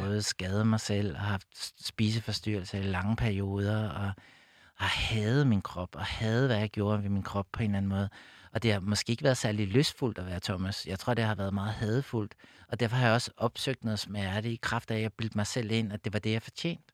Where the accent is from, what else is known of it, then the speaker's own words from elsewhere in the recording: Copenhagen, Capital Region of Denmark, Denmark; jeg voksede op ude på Amager